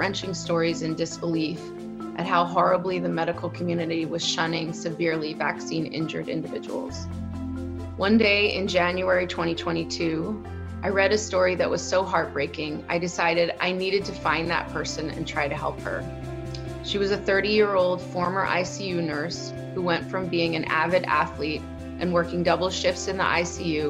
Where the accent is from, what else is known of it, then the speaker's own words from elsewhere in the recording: United States; moved away as an adult; now in Amsterdam, Netherlands; I'm an American living in Amsterdam since 2005.